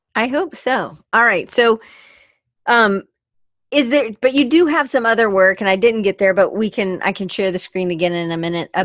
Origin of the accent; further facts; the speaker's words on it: Atlanta, Georgia, United States; I grew up in Atlanta